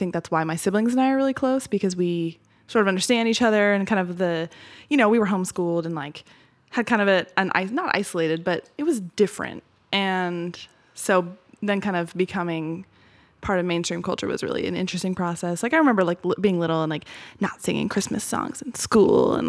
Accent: Beaverton, Oregon, United States; I grew up mostly in Beaverton.

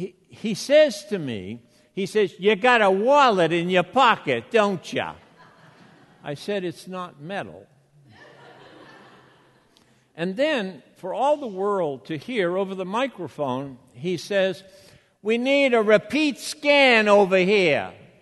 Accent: Boston, Massachusetts, United States; accent: Bostonian; I can revert back to that harsh Bostonian accent in a moment.

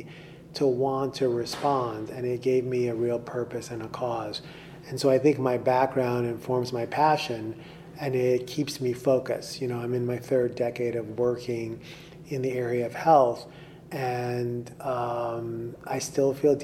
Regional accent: New York City, New York, United States; I was born in the South Bronx in New York City

